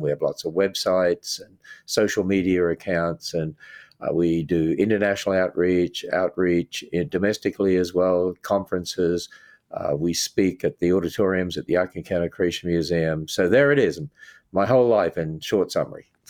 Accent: Australia; moved away as an adult; now in United States; I grew up in a Christian home in Australia

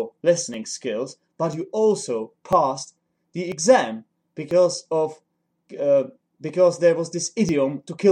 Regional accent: Czechia; first language Czech; English is a second language; my native language, which is Czech

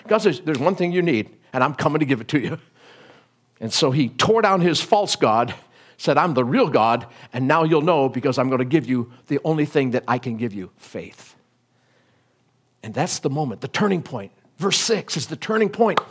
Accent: United States; I'm an American

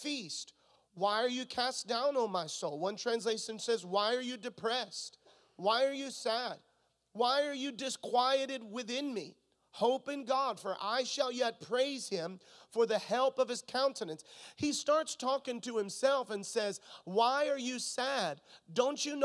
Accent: Florida, United States; moved away; also born or lived in Missouri; I'm from Florida. And if you grow up in Florida, you grow up swimming

